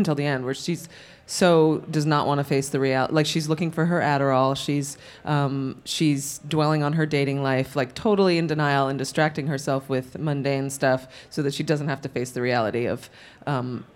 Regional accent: New York City, New York, United States; I grew up in New York City and I was exposed to theater

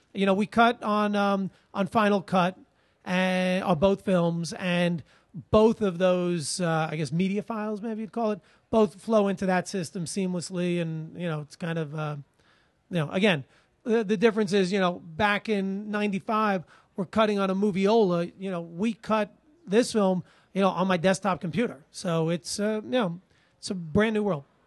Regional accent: Long Island, New York, United States; now in New York City, United States; I'm a New Yorker from ninety, uh, you know, from Long Island, but I'm, I lived here since nineteen ninety

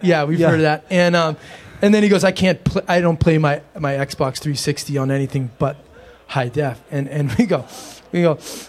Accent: Northern California, United States; We got to shoot where we grew up in Northern California. And it starts to get rural out there.

